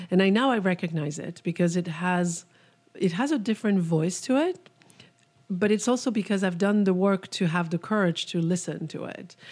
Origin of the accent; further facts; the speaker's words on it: France; moved away; I was born in France